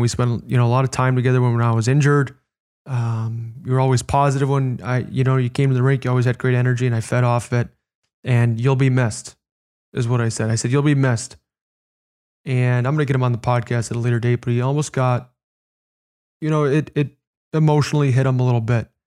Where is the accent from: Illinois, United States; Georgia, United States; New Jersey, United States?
Illinois, United States; Chicago; I grew up in Chicago